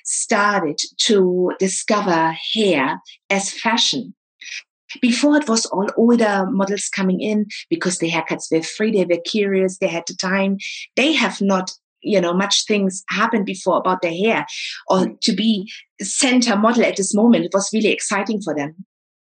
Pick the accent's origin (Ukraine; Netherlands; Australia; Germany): Germany; East Germany; And also, they always appreciated me saying I'm from East Germany.